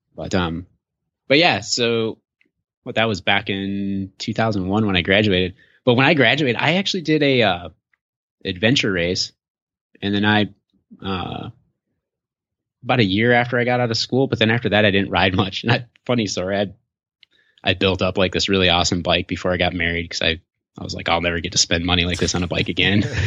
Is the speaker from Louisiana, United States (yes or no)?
no; Michigan, United States; moved away; also born or lived in Illinois / Minnesota; I've lived in Illinois, Minnesota, and I'm from Michigan originally